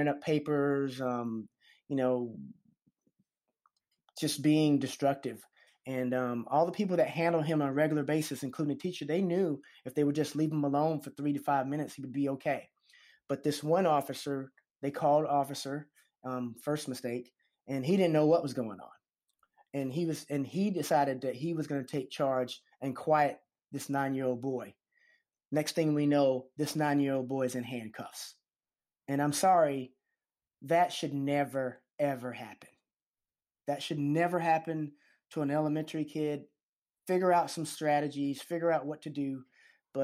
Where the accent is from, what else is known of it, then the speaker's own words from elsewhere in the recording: the South, United States; any other black boy growing up in the South